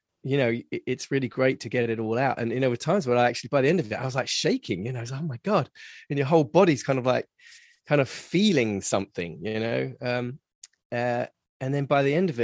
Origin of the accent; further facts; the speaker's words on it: England, United Kingdom; now in Los Angeles, United States; especially as English as well, we are very much kind of like stiff upper lip